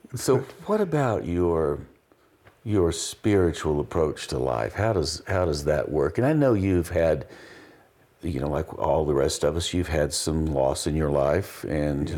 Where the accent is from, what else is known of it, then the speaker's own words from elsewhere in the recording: Appalachian Mountains, United States; now in Taos, United States; I grew up in the Appalachian Mountains